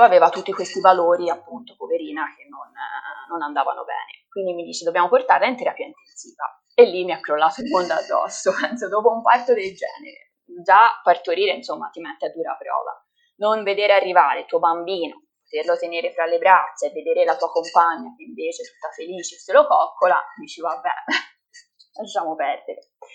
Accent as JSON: {"language": "Italian", "town": "Livorno", "region": "Tuscany", "country": "Italy", "said": "sono di Livorno"}